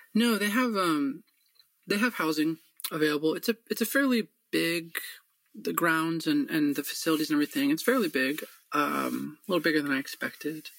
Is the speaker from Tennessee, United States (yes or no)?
no; Michigan, United States; moved away; also born or lived in Alaska; growing up in Michigan